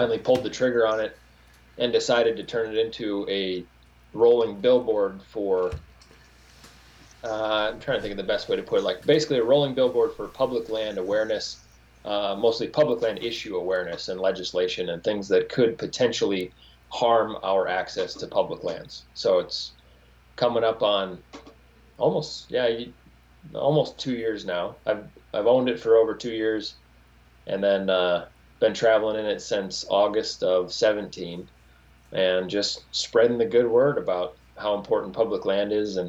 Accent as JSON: {"language": "English", "region": "South Dakota", "country": "United States", "tie": "born or raised there", "also_born_or_lived": "Iowa / Colorado / Montana", "moved": "as an adult", "said": "I grew up in South Dakota and kind of live on the road most of the time"}